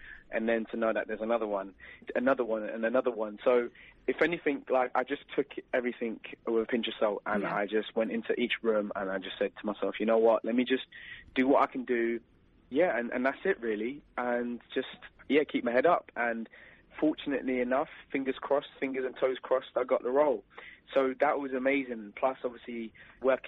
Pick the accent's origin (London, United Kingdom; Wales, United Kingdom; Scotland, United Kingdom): London, United Kingdom; we was in my hometown, London